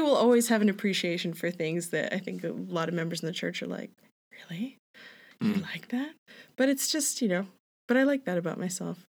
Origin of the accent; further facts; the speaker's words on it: Hanna, Alberta, Canada; now in Calgary, Canada; I grew up in Hanna, Alberta